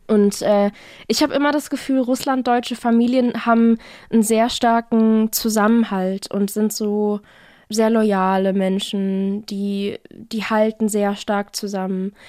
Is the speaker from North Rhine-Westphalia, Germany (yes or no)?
no; Offenburg, Baden-Württemberg, Germany; Naja, also ich komme aus Offenburg. Das ist quasi nochmal so 20 Minuten südlich von Karlsruhe